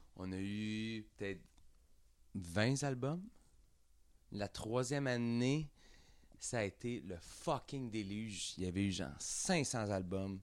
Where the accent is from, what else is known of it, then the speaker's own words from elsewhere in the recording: Quebec, Canada; on vient tous de Saint-Jean, on vient tous de Saint-Jean, mais on a starté là